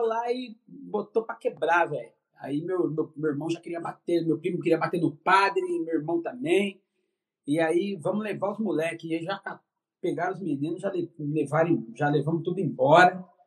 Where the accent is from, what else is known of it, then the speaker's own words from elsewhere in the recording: São Paulo, Brazil; eu sou paulista da Gema, né? Nasci no centro da cidade de São Paulo